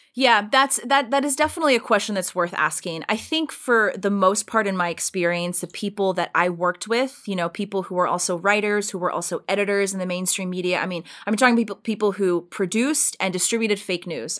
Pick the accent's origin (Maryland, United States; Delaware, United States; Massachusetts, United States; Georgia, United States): Georgia, United States; Richmond Hill; moved away as an adult; I grew up in a really small town in South Georgia. It's a small town called Richmond Hill